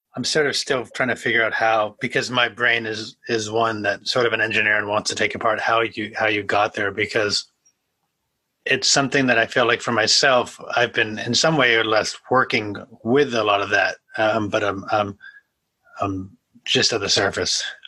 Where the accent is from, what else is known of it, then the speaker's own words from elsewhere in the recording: New England, United States; I'm I'm I'm from New England